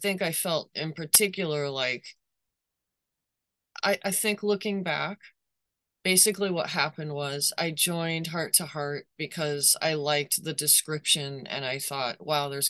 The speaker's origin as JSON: {"language": "English", "country": "United States", "said": "as an American"}